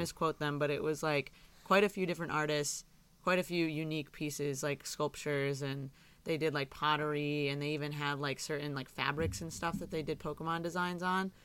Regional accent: Michigan, United States; I grew up in Michigan

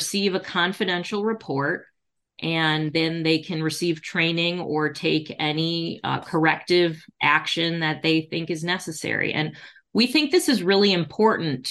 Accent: Detroit, Michigan, United States; my hometown of Detroit

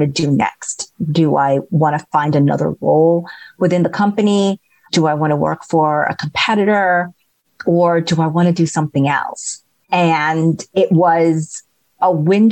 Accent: New York City, New York, United States; I grew up in Queens in New York

